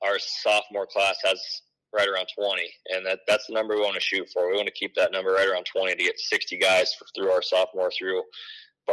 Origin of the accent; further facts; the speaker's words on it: Oskaloosa, Iowa, United States; Growing up in Oski